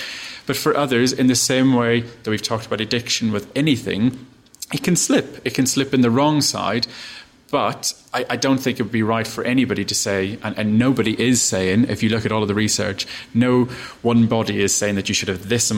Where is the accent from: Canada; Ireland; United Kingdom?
Ireland; I'm Irish. I grew up in a tiny little town